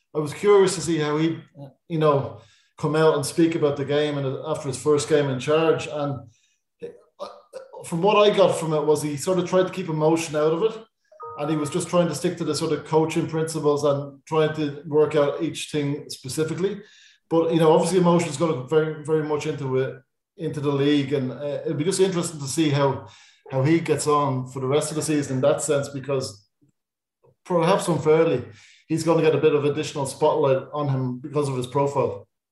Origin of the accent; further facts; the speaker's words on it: Dublin, Leinster, Ireland; I'm from Raheny